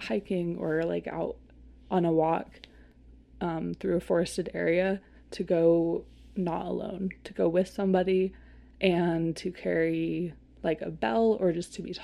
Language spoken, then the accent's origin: English; Seattle, Washington, United States; I grew up in Seattle